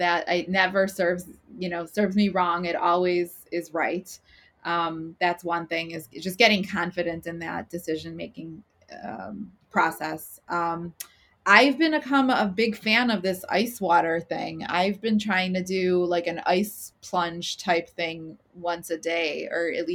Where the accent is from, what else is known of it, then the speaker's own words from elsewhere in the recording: Chicago, Illinois, United States; growing up in Chicago and watching my parents build their businesses